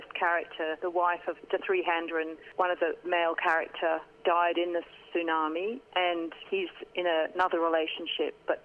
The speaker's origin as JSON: {"language": "English", "region": "England", "country": "United Kingdom", "tie": "born or raised there", "moved": "as an adult", "lives_now": "Australia", "said": "I joined a youth theatre company in my hometown in England at the time"}